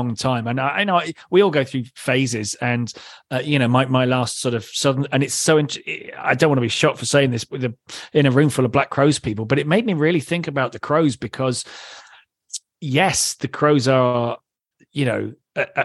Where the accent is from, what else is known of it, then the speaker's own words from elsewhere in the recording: England, United Kingdom; accent: British; I'm an English guy